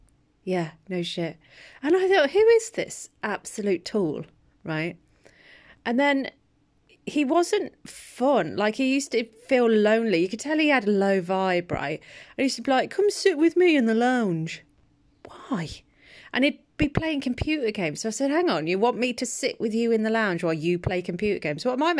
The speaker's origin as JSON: {"language": "English", "town": "Birmingham", "region": "West Midlands", "country": "United Kingdom", "said": "Because I came from Birmingham. Birmingham people are great fun. I love them. Very light-hearted."}